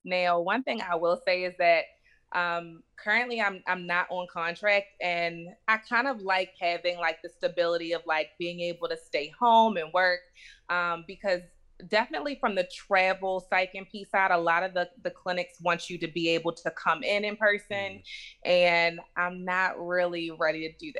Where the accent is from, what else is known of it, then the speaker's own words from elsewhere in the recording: Baltimore, Maryland, United States; So, first, I grew up in Baltimore, Maryland.